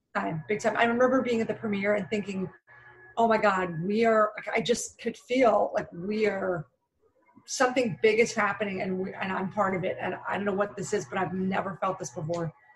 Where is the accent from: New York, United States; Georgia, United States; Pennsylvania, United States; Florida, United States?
Pennsylvania, United States; Philadelphia; now in Los Angeles, United States; originally from Philadelphia